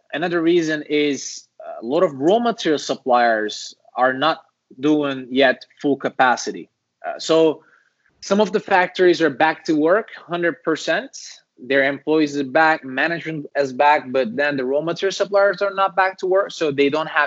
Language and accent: English; Turkey; moved away as an adult; also born or lived in China / Shenzhen, China; now in United States; I'm from Turkey originally. I've lived in China 7 years